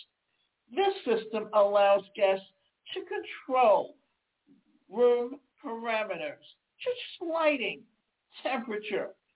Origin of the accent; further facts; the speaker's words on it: the South, United States; accent: Southern twang; I come from the South and I have a Southern twang at times